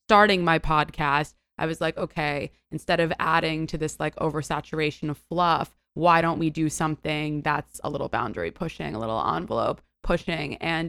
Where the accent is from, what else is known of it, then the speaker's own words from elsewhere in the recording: New York City, New York, United States; So the nucleus of my existence is that I am a born and raised New Yorker.